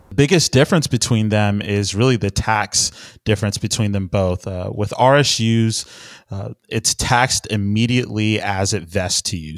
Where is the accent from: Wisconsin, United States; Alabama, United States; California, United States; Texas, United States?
Texas, United States; Houston; I'm from Houston, Texas